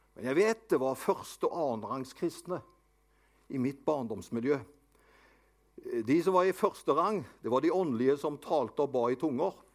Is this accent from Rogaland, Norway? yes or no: yes; Avaldsnes, Rogaland, Norway; also born or lived in Haugesund; Det var der jeg vokste opp. Vi bodde på Nordkarmøy Avaldsnes.